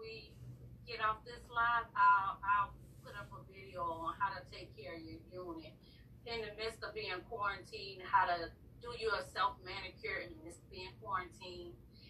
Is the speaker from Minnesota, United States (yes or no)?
no; Savannah, Georgia, United States; now in Houston, United States; I'm from Savannah, Georgia.